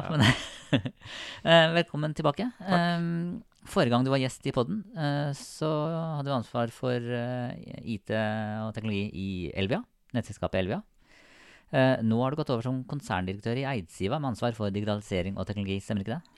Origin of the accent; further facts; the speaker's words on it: Sarpsborg, Østfold, Norway; jeg er fra Sarpsborg.